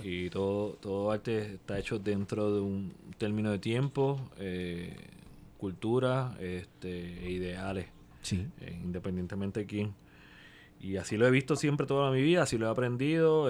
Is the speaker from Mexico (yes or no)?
no; Puerto Rico; somos puertorriqueños